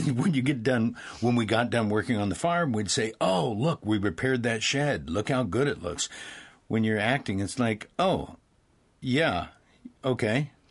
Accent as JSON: {"language": "English", "region": "Midwest", "country": "United States", "moved": "yes", "lives_now": "Los Angeles, United States"}